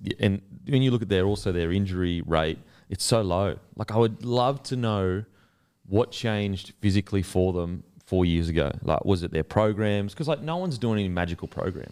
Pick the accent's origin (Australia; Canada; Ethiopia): Australia; Queensland; I'm a Queenslander